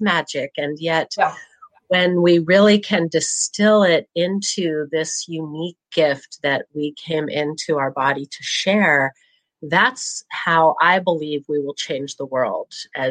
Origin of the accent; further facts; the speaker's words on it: Williams, Oregon, United States; I grew up in rural Southern Oregon, in a little community called Williams.